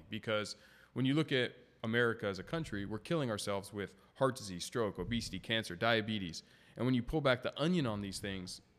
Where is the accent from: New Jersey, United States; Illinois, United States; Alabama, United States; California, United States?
California, United States; San Diego; I'm from Scripps, and fun fact there's the Smoothie King that was in Poway, and I'd been going to it since I was a kid.